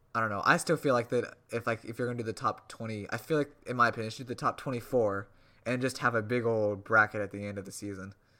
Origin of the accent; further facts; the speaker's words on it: suburb of Indianapolis, United States; moved away; I grew up in a really large suburb where I could pretty much see the Indianapolis skyline